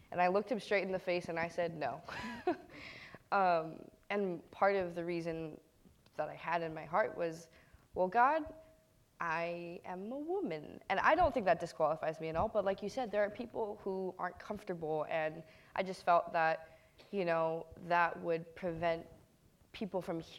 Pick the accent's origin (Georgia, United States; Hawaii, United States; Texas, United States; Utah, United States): Hawaii, United States; Kailua; I'm from Kailua on the island of Oahu.